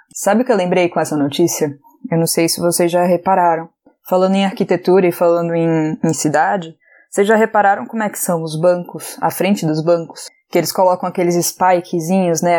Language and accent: Portuguese; Recife, Pernambuco, Brazil; now in São Paulo, Brazil; eu sou de Recife